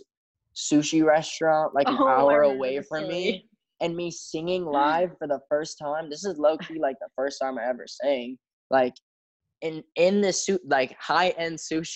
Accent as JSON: {"language": "English", "town": "Chicago", "region": "Illinois", "country": "United States", "tie": "born or raised there", "moved": "yes", "lives_now": "Los Angeles, United States", "said": "flying back to my hometown, Chicago"}